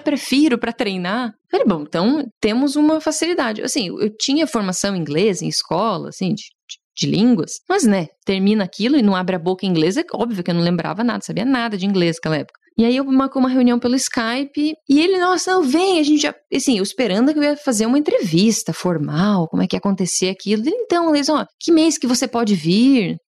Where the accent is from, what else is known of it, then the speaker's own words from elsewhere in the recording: Curitiba, Paraná, Brazil; also born or lived in College Station, Texas; eu sou de Curitiba